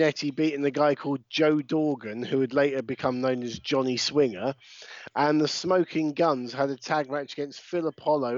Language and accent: English; United Kingdom; we're British